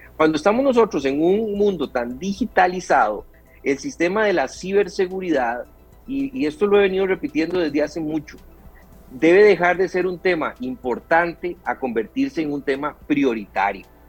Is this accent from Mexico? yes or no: no; Costa Rica; como costarricense